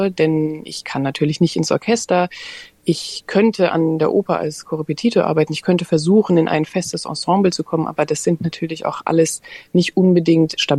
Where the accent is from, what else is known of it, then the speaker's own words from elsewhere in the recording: Germany; now in Australia; dass es hier eben durchaus anders ist, natürlich als zum Beispiel in Deutschland, jetzt